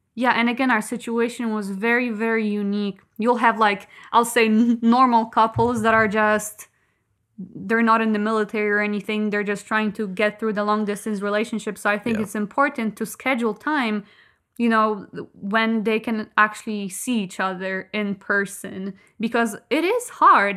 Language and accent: English; Kołobrzeg, West Pomeranian Voivodeship, Poland; English is a second language; I'm from Kołobrzeg